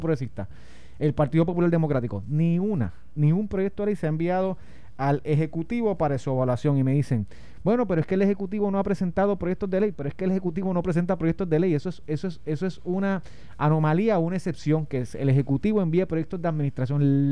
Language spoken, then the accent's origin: Spanish; Puerto Rico; como yo puertorriqueño, que me quedo en Puerto Rico